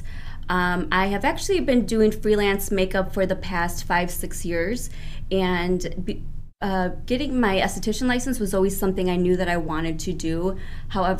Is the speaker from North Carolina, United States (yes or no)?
no; Aurora, Illinois, United States; also born or lived in California / Mexico; I was born here in Aurora. My mom and I, and when I say we, my mom and I traveled back and forth a bit from here, between here, California, and Mexico growing up.